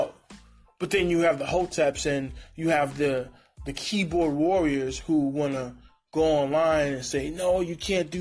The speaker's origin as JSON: {"language": "English", "town": "New York City", "region": "New York", "country": "United States", "also_born_or_lived": "Honduras", "moved": "yes", "lives_now": "San Diego, United States", "said": "I'm from the East Coast. I'm from Brooklyn."}